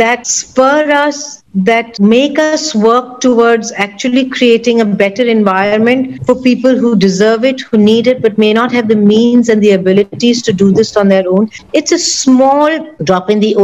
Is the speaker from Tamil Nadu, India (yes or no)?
no; Mumbai, Maharashtra, India; We are all from Mumbai.